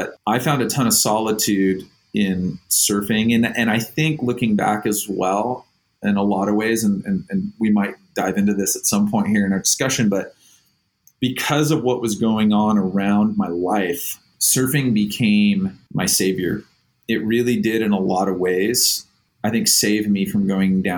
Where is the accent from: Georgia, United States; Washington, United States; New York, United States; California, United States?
California, United States; Oceanside; I grew up in Oceanside. I'm like third generation, fourth generation from North County, San Diego is where I live